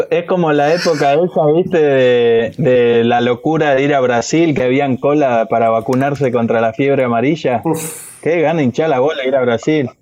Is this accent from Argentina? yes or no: yes; Buenos Aires, Argentina; somos todos de Buenos Aires